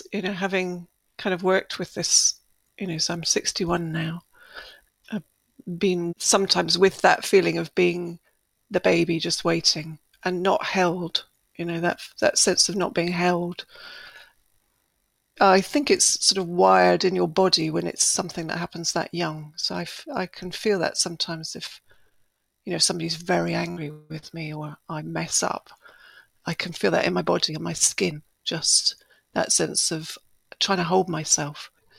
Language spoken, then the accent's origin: English; Edinburgh, Scotland, United Kingdom; born there; I was born in Edinburgh, like Nicky, so my birth mother had come across to Scotland to safely give birth to us both. So I was born in 1959.